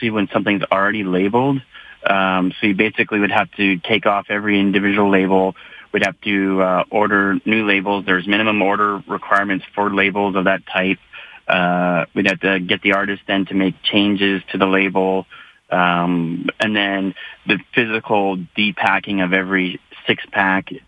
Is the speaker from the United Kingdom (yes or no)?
no; Calgary, Alberta, Canada; I was born in Calgary, and I decided to build my business here